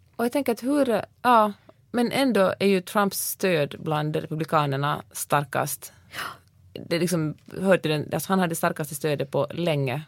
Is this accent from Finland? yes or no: yes; Finland; also born or lived in Sweden; now in United States; jag kommer från Finland